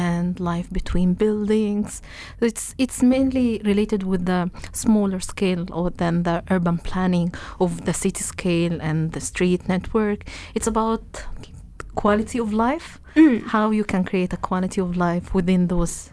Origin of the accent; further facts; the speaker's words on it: Egypt; moved away as an adult; now in Manchester, United Kingdom; I'm from Egypt.